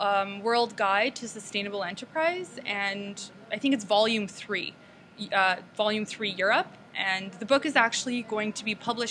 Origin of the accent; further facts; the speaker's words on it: Toronto, Ontario, Canada; I'm from Toronto, and prior to Toronto, my family actually lived in three different countries before we moved to Toronto.